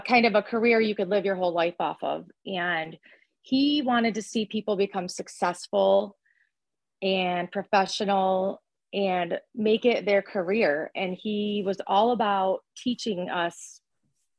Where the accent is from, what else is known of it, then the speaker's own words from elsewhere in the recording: Lansing, Michigan, United States; I'm from Lansing, Michigan